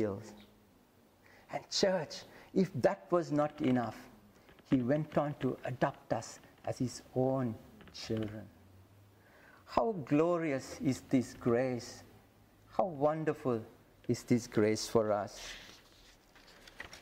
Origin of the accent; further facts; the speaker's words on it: Sri Lanka; I come from Sri Lanka